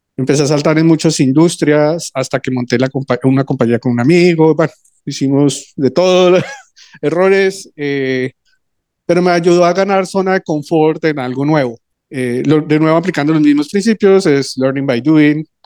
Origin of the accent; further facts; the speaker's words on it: Colombia; moved away as an adult; volví a Colombia, que es de donde soy